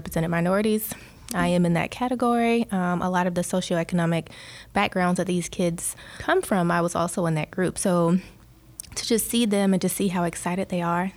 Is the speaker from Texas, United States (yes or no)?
no; Atlanta, Georgia, United States; moved away as an adult; I'm from Atlanta. I just moved here